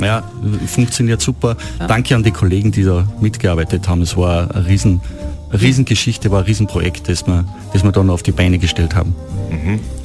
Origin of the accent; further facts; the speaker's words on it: Oberpinzgau, Salzburg, Austria; Oberpinzgauer Heimat, wo ich, wo ich groß geworden bin